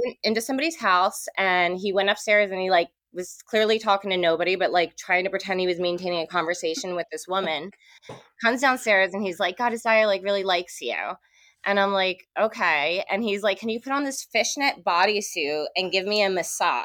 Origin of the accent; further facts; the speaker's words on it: New Jersey, United States; moved away as an adult; now in California, United States; I'm actually from Jersey.